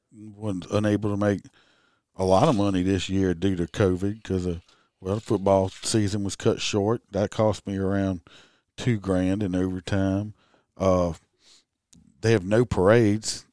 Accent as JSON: {"language": "English", "region": "Louisiana", "country": "United States", "said": "I'm from Louisiana"}